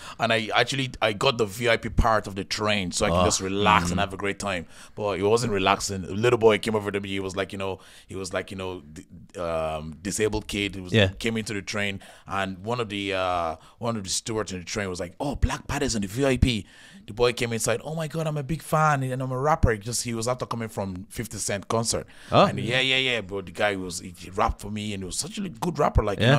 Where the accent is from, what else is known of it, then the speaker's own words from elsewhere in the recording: Nigeria; now in Ireland; I came from Nigeria to Ireland to stay with my auntie because my auntie, she lived here.